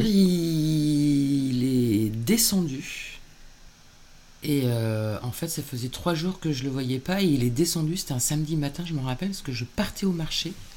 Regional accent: Normandy, France; now in Le Tourne, France; je suis normande alors. Euh, je suis pas ni bordelaise ni girondine

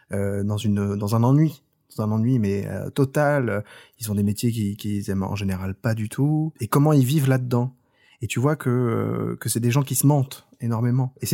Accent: Brittany, France; Tu sais, moi, euh, je suis breton.

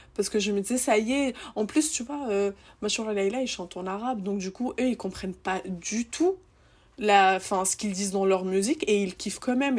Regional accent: Seine-Saint-Denis, Île-de-France, France; je viens de Seine-Saint-Denis

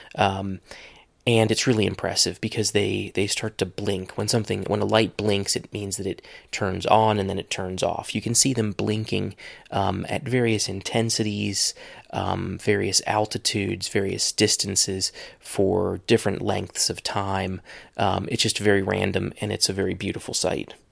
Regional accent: Ohio, United States; moved away; I'm in my hometown

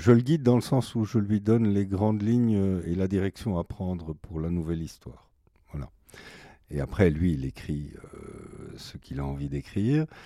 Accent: Ticino, Switzerland; Moi, j'ai passé une grande partie de mon enfance en Suisse, au lac de Lugano.

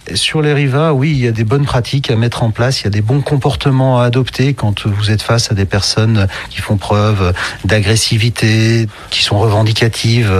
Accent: Belgium; je viens de Belgique

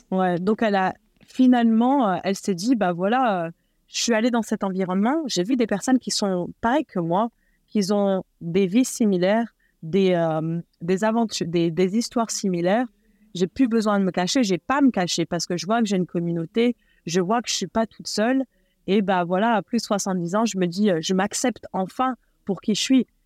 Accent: eastern France, France; also born or lived in Nord, Hauts-de-France; now in Los Angeles, United States; je suis née et élevée en France. Je suis de, de donc euh, donc ch'ti à la base, mais déménagé euh, dans l'Est la plupart de ma vie

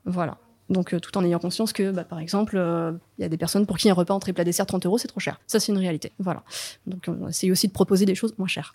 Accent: the Nantes area, Pays de la Loire, France; also born or lived in Paris; now in Nantes, France; je suis de la région à la base.

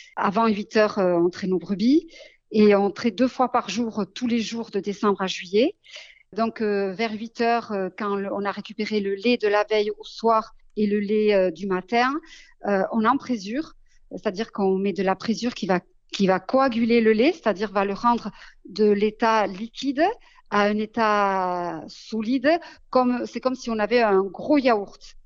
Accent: Basque Country, Nouvelle-Aquitaine, France; c'est l'attachement à ma maison natale et à ma terre natale qui, m'a poussée à m'installer.

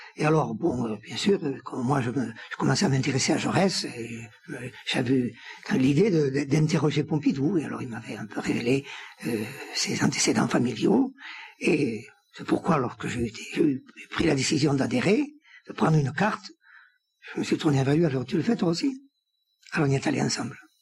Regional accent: Samatan, Occitania, France; moved away; also born or lived in Paris; je suis né à Samatan. C'est dans la, partie toulousaine du GER, orientée vers Toulouse

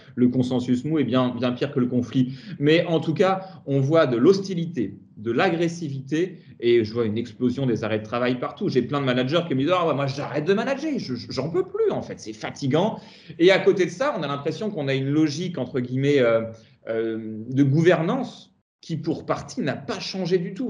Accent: Tours, Centre-Val de Loire, France; moved away as an adult; also born or lived in Paris region; now in Yvelines, France; Je suis un Tourangeau d'origine

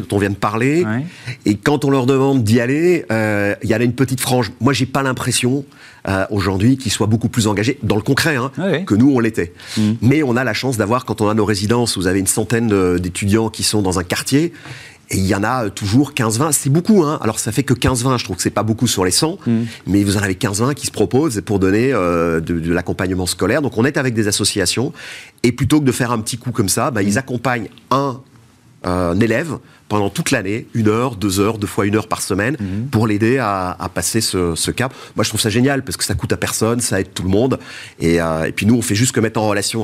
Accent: Belgium; je suis belge

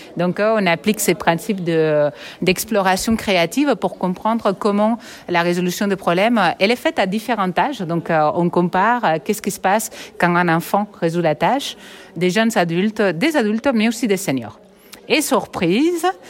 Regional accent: Catalonia, Spain; accent: Catalan; moved away as an adult; also born or lived in Barcelona / Quebec; now in Nice, France; j'ai un accent catalan, mais je suis partie soigner cet accent au Québec. ça n'a rien changé et je suis retournée à Nice

